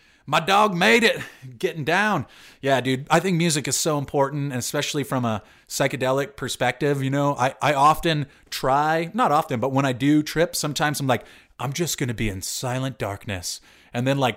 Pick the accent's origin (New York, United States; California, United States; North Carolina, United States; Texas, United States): California, United States; Southern; also born or lived in San Francisco; growing up in Southern California